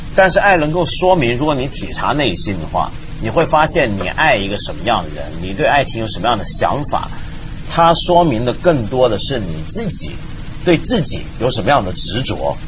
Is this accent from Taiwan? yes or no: no; China; 我们中国人